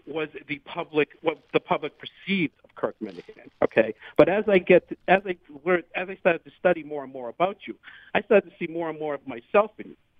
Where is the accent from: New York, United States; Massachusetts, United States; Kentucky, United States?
Massachusetts, United States; Revere; also born or lived in Charlestown, Boston; I grew up in Revere